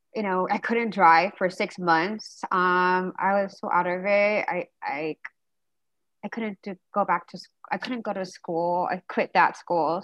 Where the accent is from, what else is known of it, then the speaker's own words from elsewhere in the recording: Diamond Bar, California, United States; I don't know if anyone of you guys heard of Diamond Bar it's like Southern California